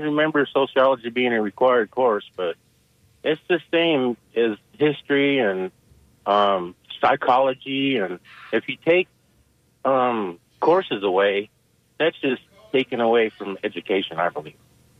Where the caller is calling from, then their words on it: St. Petersburg, Florida, United States; Hello, I'm … from St. Pete. I'm graduate from USF